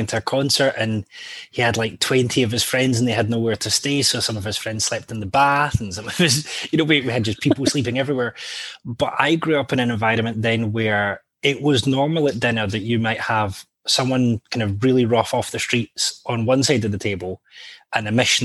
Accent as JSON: {"language": "English", "town": "Hamilton", "region": "Scotland", "country": "United Kingdom", "tie": "born or raised there", "also_born_or_lived": "Blantyre", "accent": "tame Scot", "moved": "yes", "lives_now": "Edinburgh, United Kingdom", "said": "Originally, I'm from the west of Scotland, so Blantyre and Hamilton, which is just outside of Glasgow."}